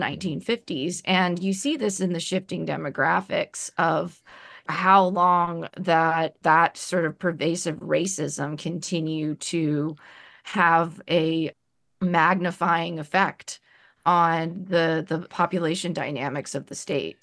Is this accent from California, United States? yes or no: no; New Orleans, Louisiana, United States; moved away as an adult; now in Oregon, United States; being white, but growing up in New Orleans